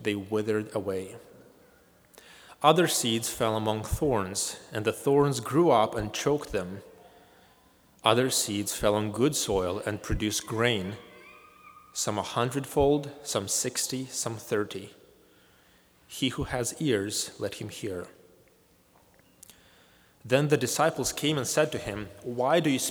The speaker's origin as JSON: {"language": "English", "country": "Moldova", "moved": "yes", "said": "my home country of Moldova"}